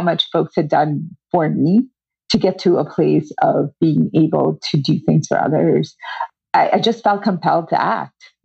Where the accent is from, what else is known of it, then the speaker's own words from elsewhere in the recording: India; now in Glen Rock, United States; I grew up, I was born in India, the very traditional patriarchal society